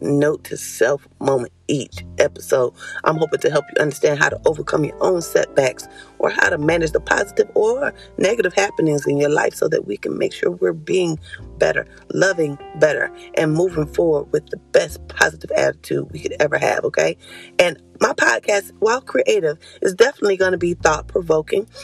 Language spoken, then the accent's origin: English; Concord, North Carolina, United States; I'm from Concord, but we up the street, three hours away